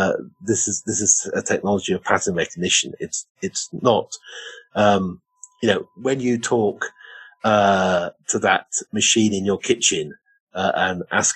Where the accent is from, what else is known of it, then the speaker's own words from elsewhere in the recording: Oxford, South East England, United Kingdom; I grew up in Oxford.